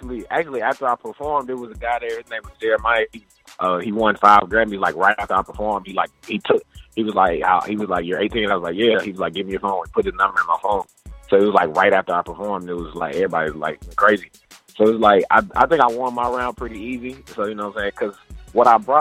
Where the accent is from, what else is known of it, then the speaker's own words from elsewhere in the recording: Atlanta, Georgia, United States; I'm from East Atlanta